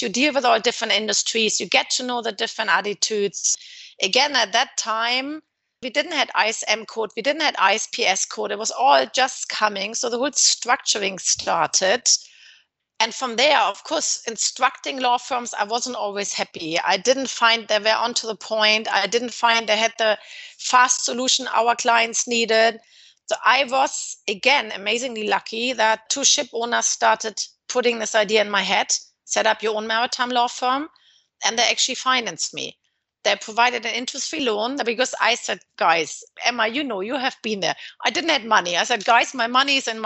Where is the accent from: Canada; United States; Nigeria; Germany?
Germany; Hamburg; moved away as an adult; also born or lived in Southampton / London; now in Dubai, United Arab Emirates; I come from Hamburg